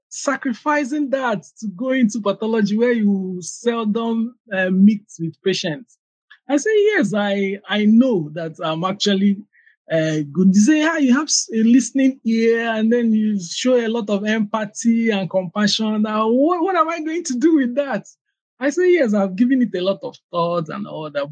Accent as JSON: {"language": "English", "town": "Aba", "region": "Abia", "country": "Nigeria", "tie": "born or raised there", "also_born_or_lived": "Anambra State", "said": "I was born in Aba. It's a commercial city in Abia State, one of the eastern states in Nigeria"}